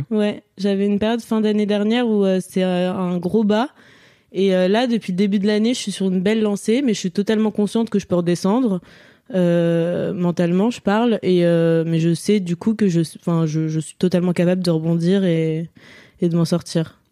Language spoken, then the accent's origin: French; near Lyon, Auvergne-Rhône-Alpes, France; also born or lived in Courbevoie, Hauts-de-Seine, France; je suis née à Courbevoie dans le 92 et après on est parti vivre à Serbonne, dans Lyon du coup, dans une maison avec des champs de tournesol géants en face